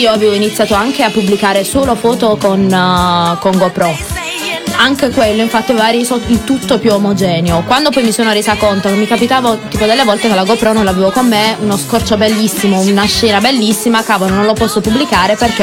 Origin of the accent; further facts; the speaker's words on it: Monopoli, Apulia, Italy; Io sono di Monopoli